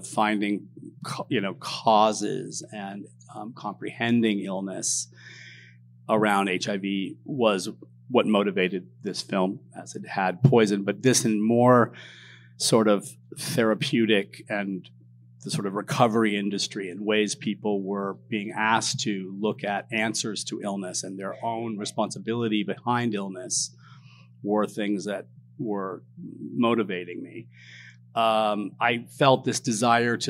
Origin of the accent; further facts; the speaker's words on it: Southern California, United States; I grew up in Southern California